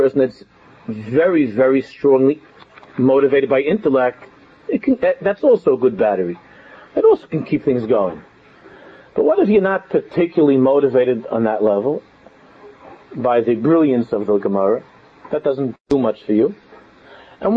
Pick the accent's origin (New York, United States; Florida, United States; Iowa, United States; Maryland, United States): New York, United States; New York City; I grew up in Queens